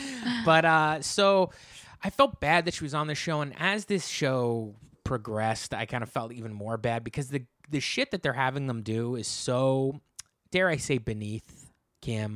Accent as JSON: {"language": "English", "region": "New Jersey", "country": "United States", "said": "I'm from New Jersey"}